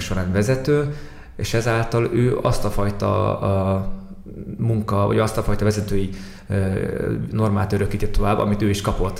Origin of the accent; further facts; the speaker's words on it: Mongolia; moved away; amit valószínűleg én gyerekkoromban láttam már Mongóliában